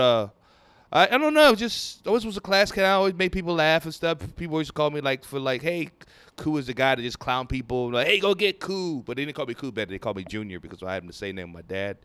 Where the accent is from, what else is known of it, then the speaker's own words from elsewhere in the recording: Lagos, Nigeria; now in Houston, United States; I grew up in Nigeria, from Nigeria